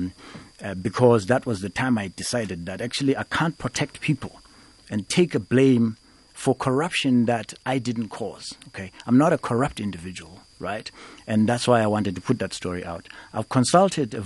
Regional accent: Eastern Cape, South Africa; I come from the Eastern Cape.

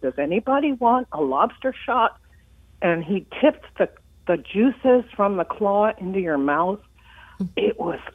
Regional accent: Nova Scotia, Canada; now in Chestertown, United States; I am from Nova Scotia

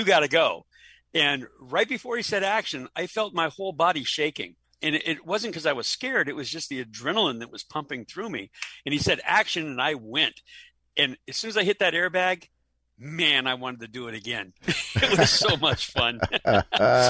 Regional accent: Los Angeles, California, United States; now in Orlando, United States; I'm originally from Los Angeles, born and raised on the West Coast in California

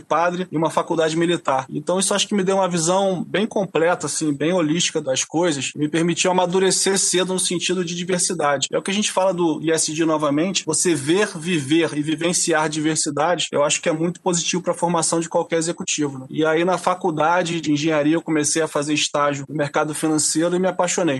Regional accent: Rio de Janeiro, Brazil; lá no Rio de Janeiro, na Tijuca, onde eu fui criado

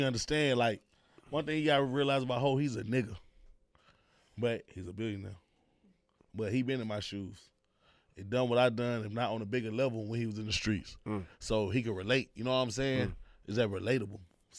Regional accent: Houston, Texas, United States; we from A-Leaf, but it's really Houston, you know?

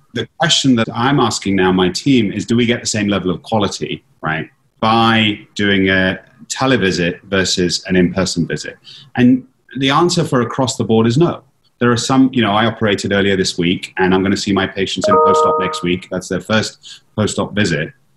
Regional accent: London, United Kingdom; now in Philadelphia, United States; I'm from London

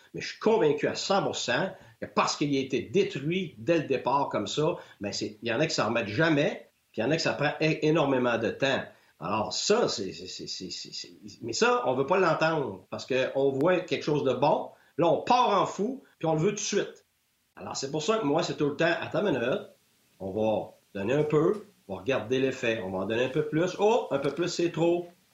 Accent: Quebec, Canada; moved away as an adult; je suis un Québécois

